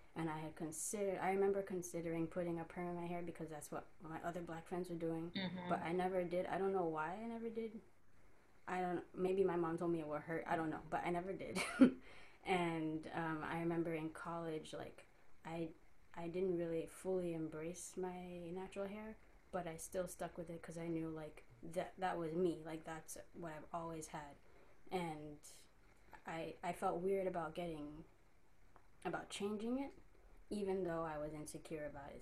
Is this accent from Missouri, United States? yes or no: no; New York, United States; I'm from Queens, New York